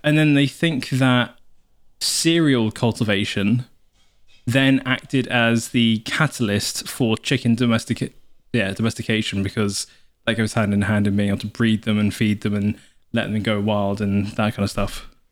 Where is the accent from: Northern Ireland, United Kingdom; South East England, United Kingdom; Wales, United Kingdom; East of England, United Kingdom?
Wales, United Kingdom; South; moved away; if you imagine a triangle, we are the bottom left of the triangle in South, where we came from